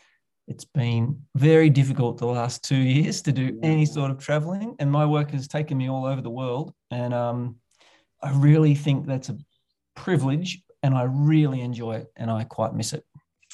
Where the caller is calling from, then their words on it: Bendigo, Victoria, Australia; I'm phoning in from Bendigo, which is a little provincial town in regional Victoria. We call ourselves a provincial city, about an hour and a half or a bit more out of Melbourne in southern Australia.